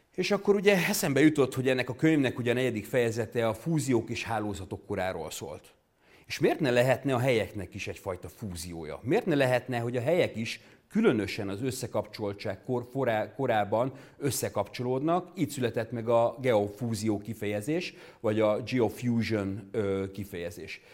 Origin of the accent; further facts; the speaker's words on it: Hungary; Magyarországról, egy magyar geográfusként